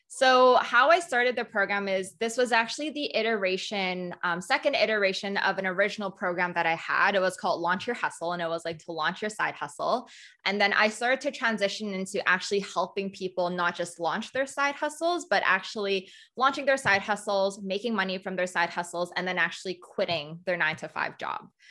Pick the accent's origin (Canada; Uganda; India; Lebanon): Canada; also born or lived in Hong Kong; I was born in Hong Kong, um, and I moved to Canada when I was three